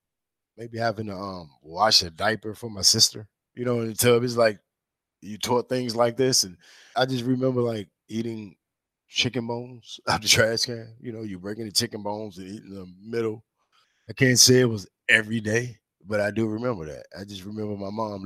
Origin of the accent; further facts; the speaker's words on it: St. Mary's County, Southern Maryland, United States; moved away as an adult; now in Washington, D.C., United States; I'm born in D.C., but my mom died when I was young. So me and my sister, we were raised in Southern Maryland